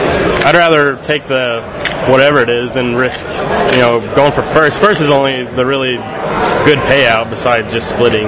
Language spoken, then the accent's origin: English; Farmington, Missouri, United States